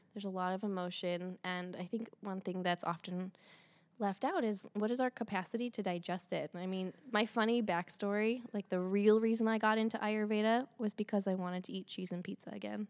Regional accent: Michigan, United States; moved away as an adult; also born or lived in Santa Fe, New Mexico / East Lansing, Michigan; I'm from Michigan. I live in Michigan again

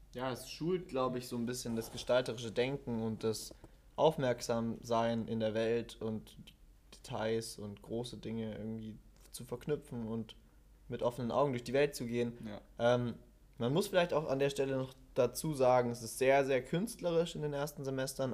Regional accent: Stuttgart, Baden-Württemberg, Germany; moved away as an adult; now in Wuppertal, Germany; Ich komme ursprünglich aus Stuttgart, relativ weit weg von Wuppertal

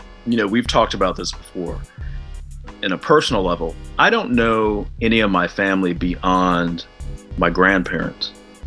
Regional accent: Fresno, California, United States; moved away; I'm from Fresno

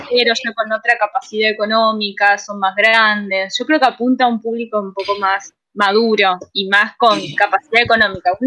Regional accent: Santa Fe, Argentina; soy de Santa Fe

